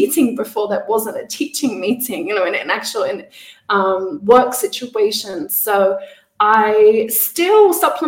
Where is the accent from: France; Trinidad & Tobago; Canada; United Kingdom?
United Kingdom; Isle of Wight, South East England; moved away as an adult; also born or lived in Manchester; now in Mexico; I'm originally from the Isle of Wight, the south of England, and I'm currently living in Mexico